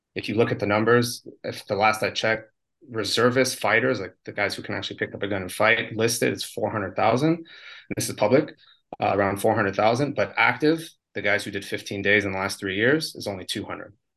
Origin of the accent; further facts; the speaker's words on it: United States; moved away as an adult; now in Israel; I'm an American